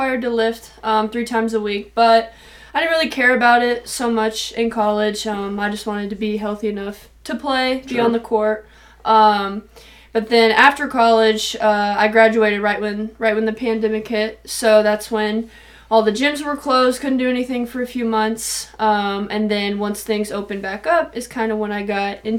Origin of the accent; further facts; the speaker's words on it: Springfield, Missouri, United States; also born or lived in Fulton, Missouri; now in St. Louis, United States; I'm from Springfield, Missouri